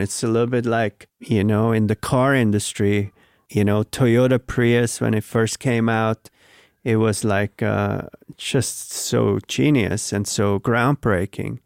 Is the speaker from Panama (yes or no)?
no; Switzerland; now in New York, United States; I grew up in Switzerland